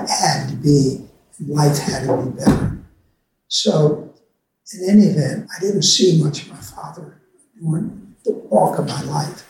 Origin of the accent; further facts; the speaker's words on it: Herndon, Virginia, United States; also born or lived in Leesburg, Virginia / Washington, D.C.; I was born in Leesburg, Virginia, 1939. My father had a store in Leesburg and lived in Leesburg probably till I was about two. Family moved to Washington and then moved back to Herndon, where my mother owned a store